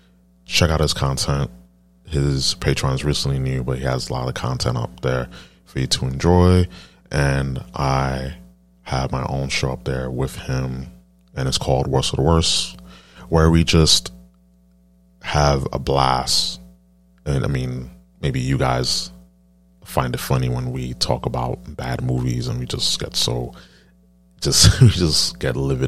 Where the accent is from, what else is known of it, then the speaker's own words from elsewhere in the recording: East Coast, United States; I'm from the East Coast